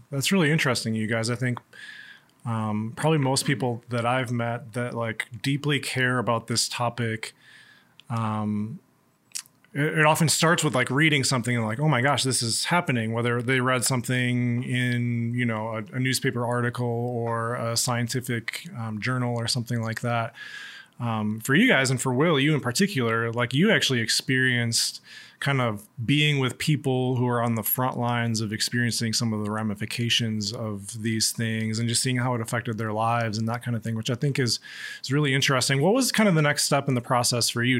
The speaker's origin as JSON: {"language": "English", "town": "Waunakee", "region": "Wisconsin", "country": "United States", "tie": "born or raised there", "said": "I obviously grew up in Wanakee"}